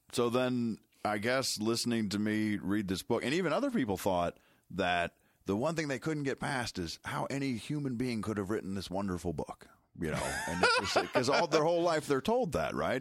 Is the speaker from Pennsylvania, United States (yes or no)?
no; Chicago, Illinois, United States; I'm from Chicago